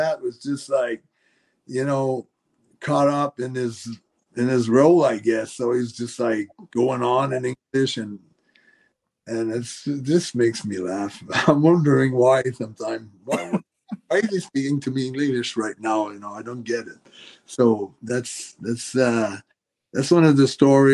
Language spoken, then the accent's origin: English; Montreal, Quebec, Canada; first language French; English is a second language; we're from Montreal